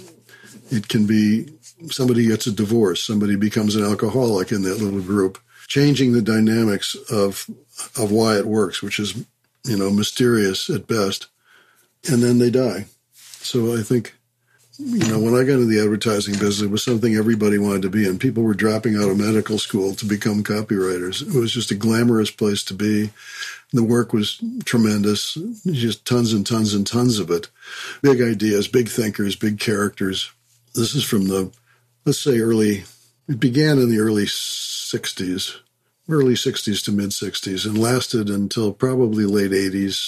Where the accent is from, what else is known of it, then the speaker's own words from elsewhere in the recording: Chicago, Illinois, United States; I grew up in Chicago